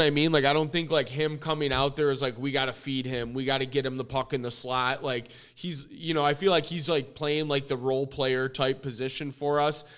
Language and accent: English; Warren, Michigan, United States; I was from, I'm from the Warren area